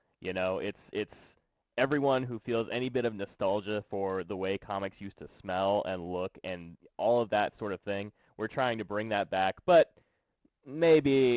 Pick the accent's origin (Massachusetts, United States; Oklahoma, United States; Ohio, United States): Oklahoma, United States; I'm an artist from Oklahoma